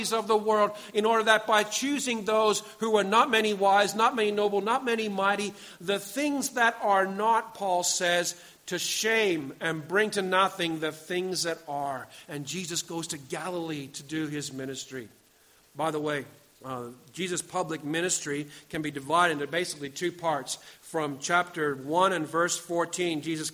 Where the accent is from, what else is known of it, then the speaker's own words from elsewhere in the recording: Pakenham, Victoria, Australia; I come from Pakenham